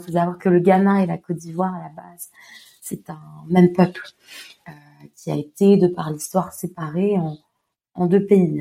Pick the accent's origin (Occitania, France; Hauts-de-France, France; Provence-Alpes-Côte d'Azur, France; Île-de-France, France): Occitania, France; Montpellier; je suis française, j'ai grandi à Montpellier